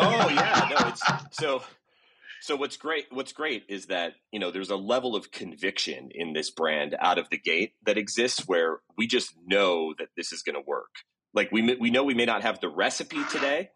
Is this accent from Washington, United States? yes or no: yes; Gig Harbor, Washington, United States; moved away; I grew up in Seattle, south of Seattle, out on the West Coast